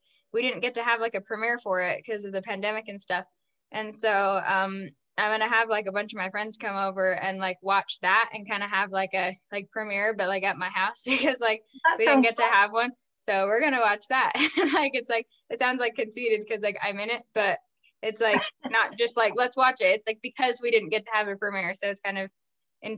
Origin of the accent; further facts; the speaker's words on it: Utah, United States; I grew up in Utah